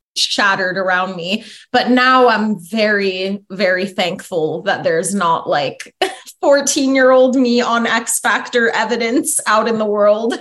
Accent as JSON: {"language": "English", "town": "Foster City", "region": "California", "country": "United States", "tie": "born or raised there", "also_born_or_lived": "Pleasanton / Danville", "said": "I was born in Foster City and then I grew up around Foster City, San Mateo, like all around the peninsula"}